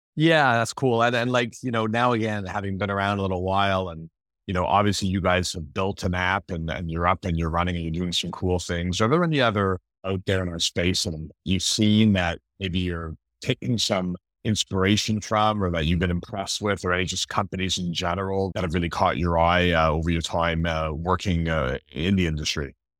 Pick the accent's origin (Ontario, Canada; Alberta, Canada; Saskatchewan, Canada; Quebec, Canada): Quebec, Canada; Montreal; moved away; growing up in Montreal, my dad used to play poker with, uh, Moisha back in the day